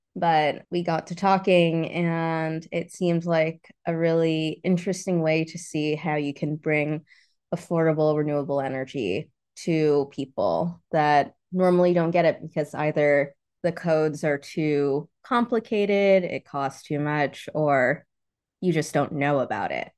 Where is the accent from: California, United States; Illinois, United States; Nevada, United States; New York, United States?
New York, United States; moved away; also born or lived in Florida; I grew up in New York. I was born in New York, but, uh, my family's from the Caribbean